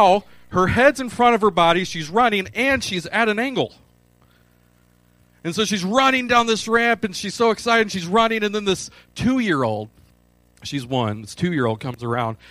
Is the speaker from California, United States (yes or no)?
no; Michigan, United States; now in Clarksville, United States; I'm from Michigan.